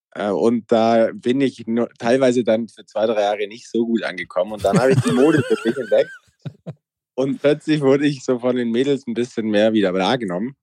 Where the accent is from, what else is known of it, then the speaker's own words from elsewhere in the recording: Allgäu, Bavaria, Germany; ich komme aus dem Allgäu, mein Dorf hat 80 Einwohner und 2000 Kühe